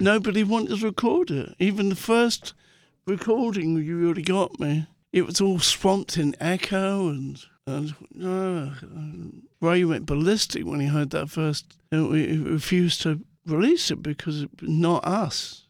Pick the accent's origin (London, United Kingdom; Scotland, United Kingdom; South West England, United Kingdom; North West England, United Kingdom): London, United Kingdom; growing up in Muswell Hill